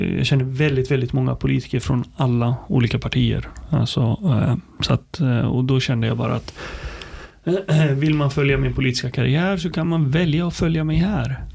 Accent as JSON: {"language": "Swedish", "country": "Sweden", "tie": "born or raised there", "also_born_or_lived": "Palestine / Nyköping, Sweden", "said": "uppvuxen i Sverige. Jag kom hit när jag var fem år"}